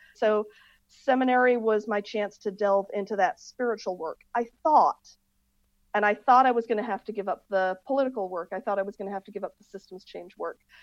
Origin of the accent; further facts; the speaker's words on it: Akron, Ohio, United States; also born or lived in England; I grew up in this community where diversity of faith was valued, diversity of culture was valued, and I lived in Akron, Ohio